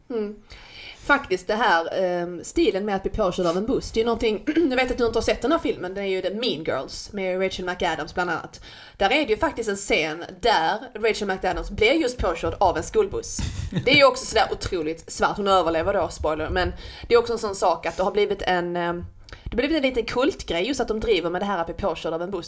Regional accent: Skåne, Sweden; accent: skånska (not quite); min skånska, men det är inte riktigt skånska

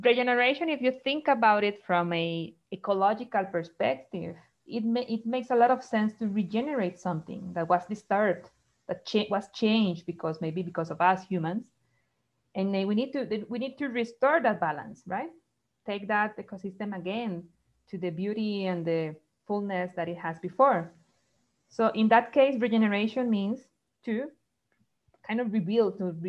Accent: Costa Rica; also born or lived in Brazil; I'm from Costa Rica.

